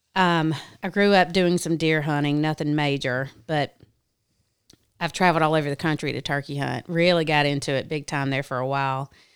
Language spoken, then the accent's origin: English; South Carolina, United States; I grew up in South Carolina. Obviously, I'm from the South.